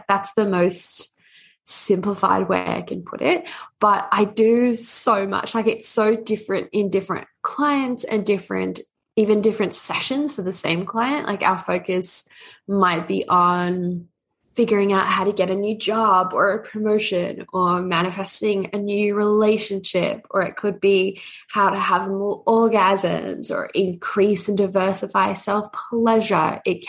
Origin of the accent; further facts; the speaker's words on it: Australia; also born or lived in Canada; I'm Australian Canadian, so it's a bit of a hybrid one.